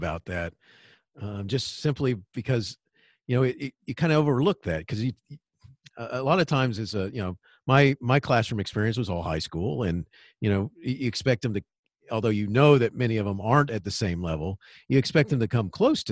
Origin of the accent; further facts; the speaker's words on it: Daytona Beach, Florida, United States; I grew up in Daytona Beach, Florida